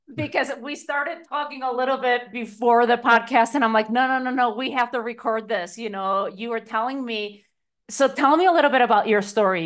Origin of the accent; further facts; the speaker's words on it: Spain; moved away; growing up in Spain, you know, a very patriarchal country